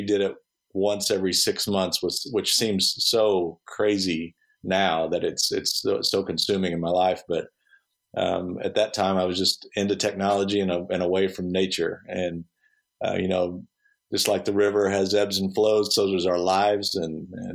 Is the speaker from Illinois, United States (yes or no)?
no; Texas County, Missouri, United States; I grew up in Missouri and just south of Rolla in Texas County